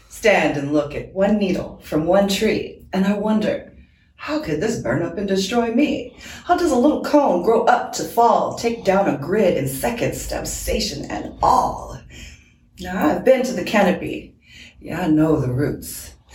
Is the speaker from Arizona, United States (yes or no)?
no; Washington, United States; I have this deep belief that that started growing up on Fort Lewis, actually. I was a military brat.